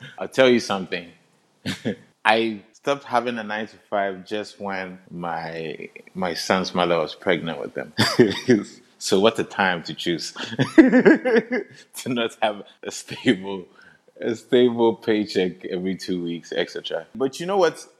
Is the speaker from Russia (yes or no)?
no; Accra, Greater Accra, Ghana; I'm from Accra, Ghana